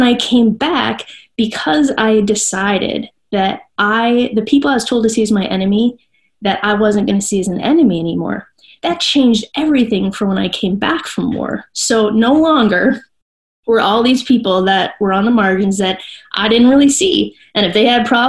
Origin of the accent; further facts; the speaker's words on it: Minnesota, United States; I'm from Minnesota.